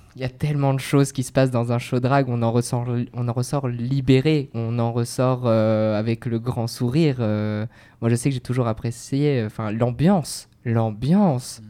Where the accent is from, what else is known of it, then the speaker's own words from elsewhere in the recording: Bordeaux, Nouvelle-Aquitaine, France; moved away; moi je suis bordelais de souche